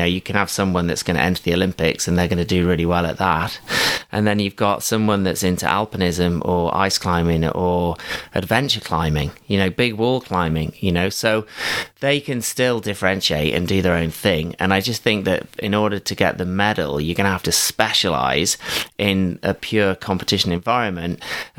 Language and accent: English; South West England, United Kingdom; And I was from Somerset or, you know, various other places, but I'd never seen mountains like that before.